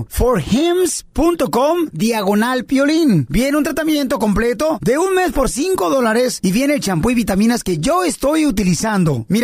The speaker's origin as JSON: {"language": "Spanish", "country": "El Salvador", "moved": "yes", "lives_now": "San Fernando Valley, United States", "said": "yo soy del El Salvador."}